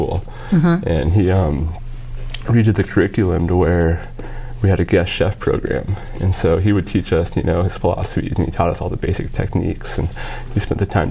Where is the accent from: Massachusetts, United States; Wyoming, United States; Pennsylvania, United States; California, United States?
Wyoming, United States; moved away; because I'm from Wyoming